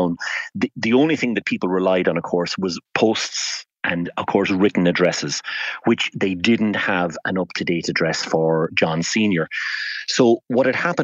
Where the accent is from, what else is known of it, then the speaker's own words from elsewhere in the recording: Fermoy, Munster, Ireland; I'm from Fermoy in North Cork